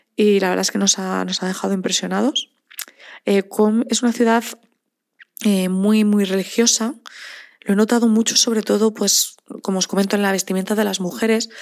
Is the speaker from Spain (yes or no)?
yes; Spain; nos identifican enseguida como españoles